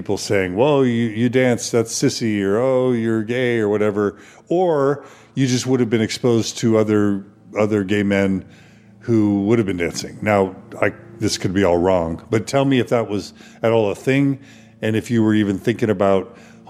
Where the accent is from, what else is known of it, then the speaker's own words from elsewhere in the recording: Texas, United States; Even my listeners, I grew up in Texas, so I can imagine that possibly happening.